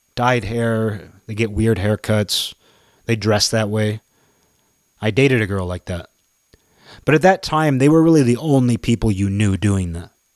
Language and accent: English; United States; me being four generations in, just knowing myself as an American